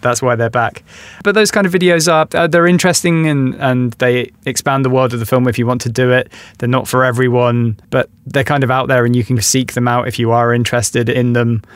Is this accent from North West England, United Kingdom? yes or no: no; London, United Kingdom; as a Londoner